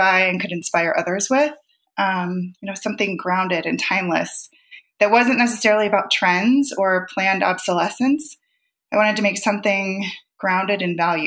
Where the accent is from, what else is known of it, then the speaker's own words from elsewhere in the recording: Ohio, United States; moved away as an adult; now in Montana, United States; I grew up in Ohio